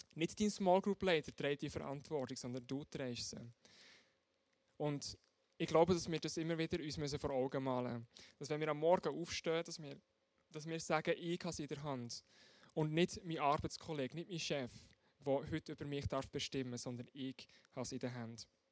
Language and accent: German; Switzerland; bei uns in der Schweiz